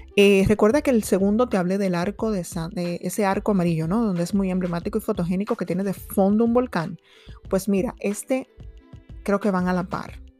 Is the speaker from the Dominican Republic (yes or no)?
yes; Dominican Republic; yo soy de República Dominicana nativa